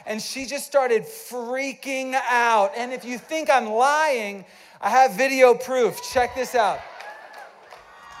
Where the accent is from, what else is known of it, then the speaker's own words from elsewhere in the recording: East Coast, United States; We're from the East Coast, best coast.